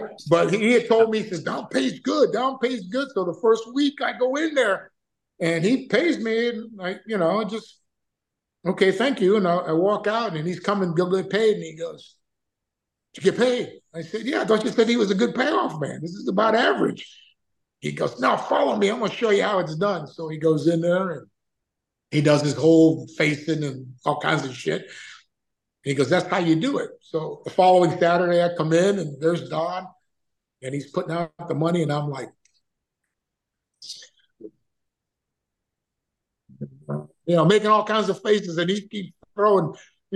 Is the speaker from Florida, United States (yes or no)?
yes; Florida, United States; I'm from Florida